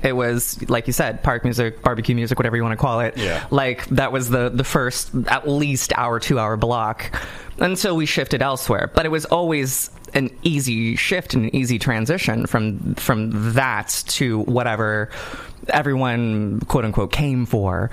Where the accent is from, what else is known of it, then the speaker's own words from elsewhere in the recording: California, United States; I didn't grow up in a funky part of California. I did grow up in a very lovely part